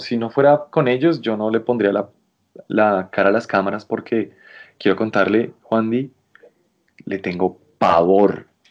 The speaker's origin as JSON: {"language": "Spanish", "country": "Colombia", "said": "esos somos los colombianos"}